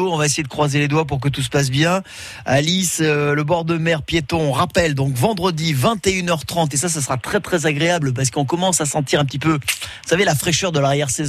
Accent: Menton, Provence-Alpes-Côte d'Azur, France; moi je suis de Menton

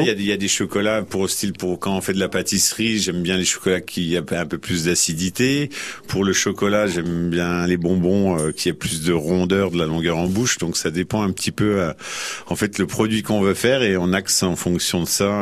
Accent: Dijon, Bourgogne-Franche-Comté, France; also born or lived in Lyon; now in Auxerre, France; je viens de Dijon, je, suis, châtillonnais, donc Côte de Rien.

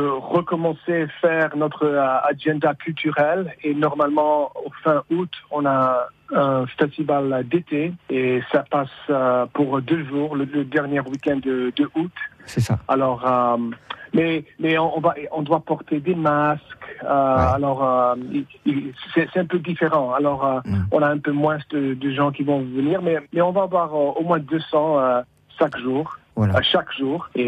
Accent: San Francisco, California, United States; moi, je suis de San Francisco. Mon, père, euh, il a émigré du village de d'Ossès, en Basse-Navarre. Les, parents de ma mère, ils sont émigrés à San Francisco de Chiberoa.

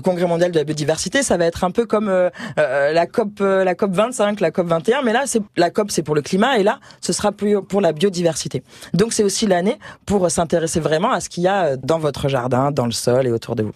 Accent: Marseille, Provence-Alpes-Côte d'Azur, France; chez nous, à Marseille

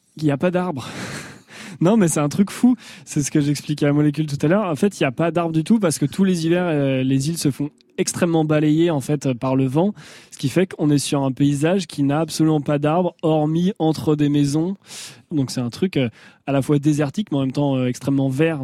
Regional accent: Angers, Pays de la Loire, France; là d'où je viens, donc Angers, euh, la région de la Loire par là

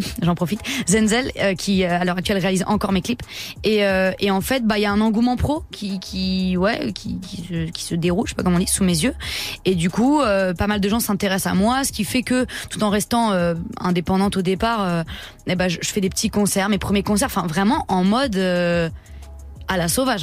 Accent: Le Mée-sur-Seine, Île-de-France, France; je viens du Mai-sur-Seine, dans le 77 en Seine-et-Marne

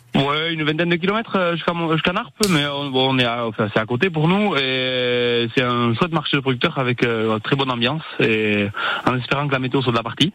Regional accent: Ariège, Occitania, France; moved away as an adult; now in Moncayolle, France; je suis originaire d'Ariège

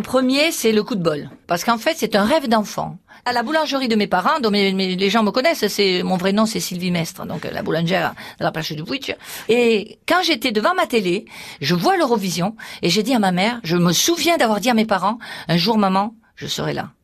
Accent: Perpignan, Occitania, France; je viens de Perpignan, je suis catalane

